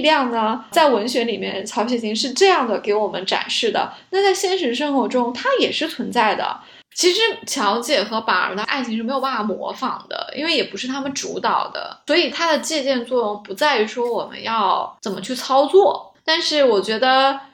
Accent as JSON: {"language": "Chinese", "country": "China", "said": "我们中国人"}